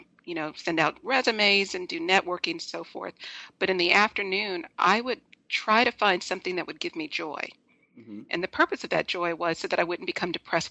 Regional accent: Los Angeles, California, United States; I'm originally from Los Angeles

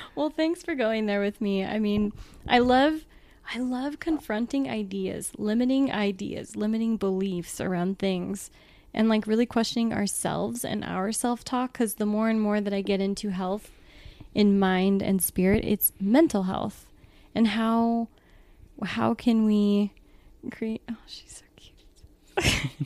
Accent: Southern California, United States; also born or lived in Southern Oregon; now in Oregon, United States; I grew up in Southern California

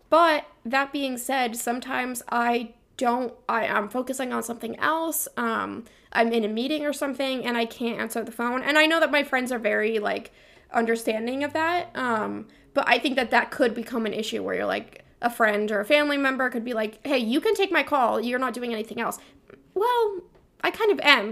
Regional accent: Vermont, United States; I'm from Vermont.

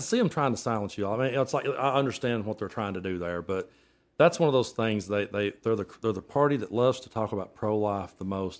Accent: Middlesboro, Kentucky, United States; I was raised in Middlesbrough, Kentucky

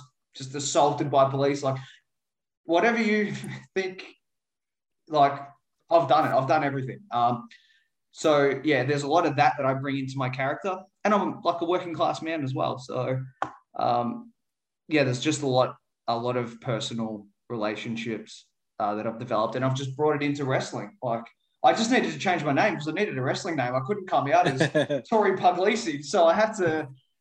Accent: Werribee, Victoria, Australia; growing up in Werribee, it's really working class, lower social economical sort

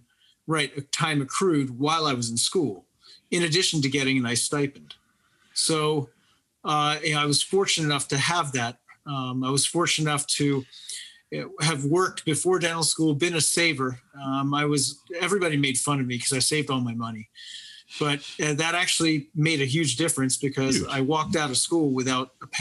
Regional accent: Pittsburgh, Pennsylvania, United States; moved away as an adult; also born or lived in Lancaster, Pennsylvania; now in Lancaster area, United States; I'm from Pittsburgh.

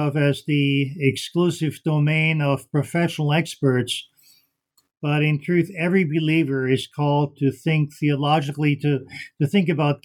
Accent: Vienna, Austria; first language German; English is a second language; moved away as an adult; also born or lived in South Carolina / Chicago; now in United States; I'm originally from Vienna, Austria, a native German speaker

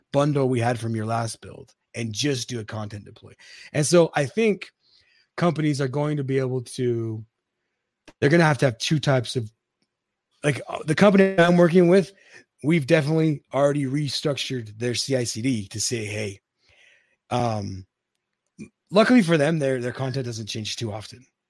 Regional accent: Utah, United States; I'm from Utah

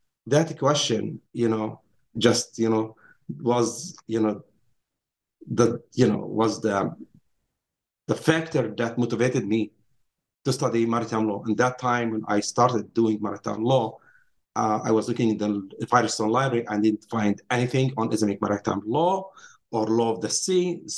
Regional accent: Nazareth, Northern District, Israel; Yes, I grew up in Nazareth, Palestine, Israel today. I went to high school in Nazareth

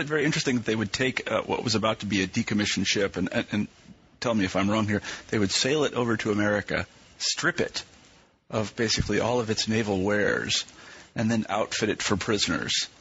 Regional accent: Kansas, United States; moved away; also born or lived in East Coast; I grew up in the Midwest and, and actually in Kansas

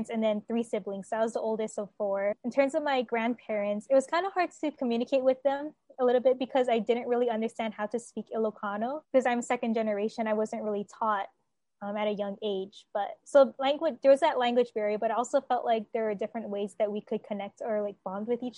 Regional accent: Keaau, Hawaii, United States; moved away as an adult; now in Oahu, United States; I'm a second generation Filipina, born and raised on the Big Island of Hawaii

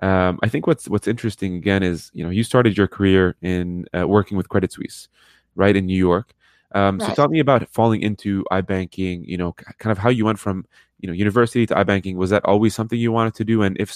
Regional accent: Lebanon; born there; also born or lived in Middle East; I'm, you know, born in Lebanon, lived in the Middle East half my life

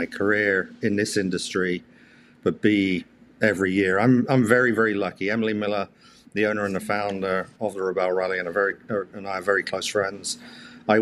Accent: Alderminster, West Midlands, United Kingdom; now in Canada; I remember we lived in a place called Alderminster, so south of Stratford-upon-Avon

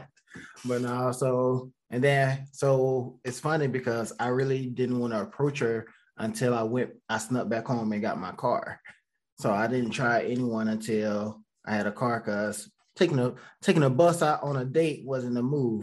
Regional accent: Georgia, United States; moved away as an adult; now in Raleigh, United States; I'm from Georgia, a little small town in Georgia

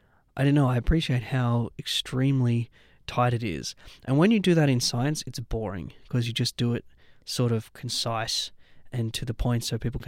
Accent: Taree, New South Wales, Australia; moved away; I'm a country boy, so. Whereabouts? I'm from Taree.

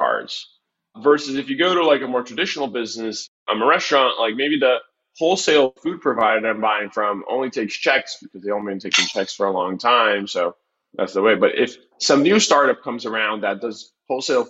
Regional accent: Brazil; moved away; I come from Brazil

